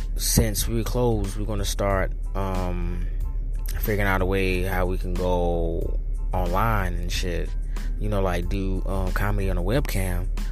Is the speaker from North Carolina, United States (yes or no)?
yes; North Carolina, United States; now in New York City, United States; I'm originally from North Carolina, so I'm not risking going leaving the Big Apple to go back to my little small town